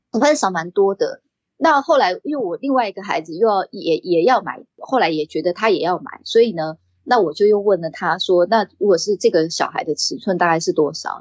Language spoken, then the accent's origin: Chinese; Taiwan; 因为我是在台，台湾长大的嘛